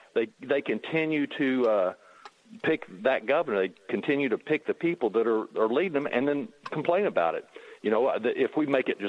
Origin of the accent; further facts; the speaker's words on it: Illinois, United States; also born or lived in Florida; I actually used to be in Florida. I was from Illinois, went to Florida, came to Illinois 20 years ago to be more centrally located for shipping and stuff.